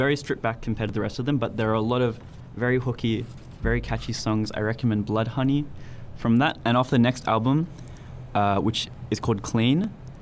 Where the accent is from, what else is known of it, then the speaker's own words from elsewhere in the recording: Melbourne, Victoria, Australia; I was born here in Melbourne